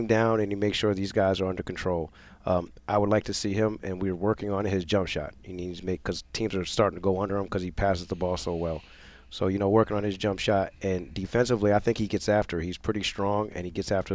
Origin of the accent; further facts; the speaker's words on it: New London, Connecticut, United States; growing up in New London, I played at New London High School